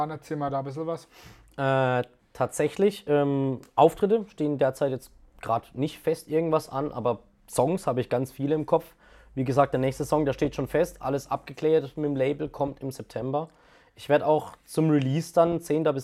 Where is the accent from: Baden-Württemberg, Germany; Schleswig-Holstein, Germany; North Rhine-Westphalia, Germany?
Baden-Württemberg, Germany; Karlsruhe; Baden ist meine Heimat, Karlsruhe ist meine Heimat. Und ich kann mir auch nicht vorstellen, dass ich hier wegziehe.